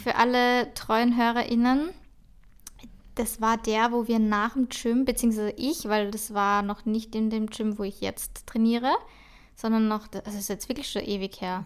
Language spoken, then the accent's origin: German; Austria; ich bin halt einfach aus Österreich